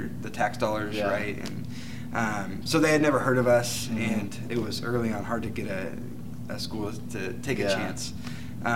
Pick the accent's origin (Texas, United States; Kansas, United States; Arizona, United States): Arizona, United States; also born or lived in Oklahoma / California / Washington State; I'm from Arizona. I moved here when I was two. I was born in Oklahoma, but I usually don't tell people that. So, but anyways, Arizona's home